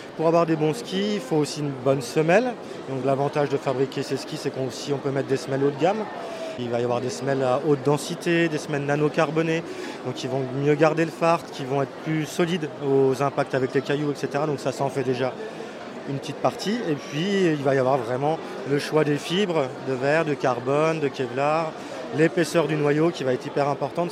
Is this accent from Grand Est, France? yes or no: yes; La Bresse, Grand Est, France; je viens des Vosges, euh, côté de la Bresse